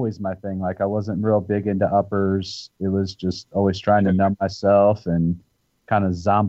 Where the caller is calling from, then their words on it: Noblesville, Indiana, United States; I'm in Noblesville, Indiana. It's a suburb of Indianapolis, Indiana.